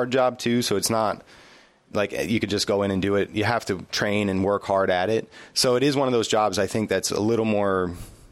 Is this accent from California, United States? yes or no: no; Passaic, New Jersey, United States; I grew up in New Jersey, in a town called Passaic